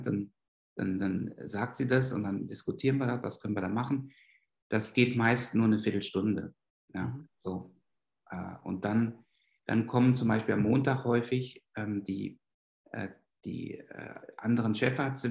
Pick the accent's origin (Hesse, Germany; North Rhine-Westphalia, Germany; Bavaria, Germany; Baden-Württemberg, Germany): North Rhine-Westphalia, Germany; moved away as an adult; also born or lived in Berlin; now in Basel, Switzerland; ich bin in Westfalen aufgewachsen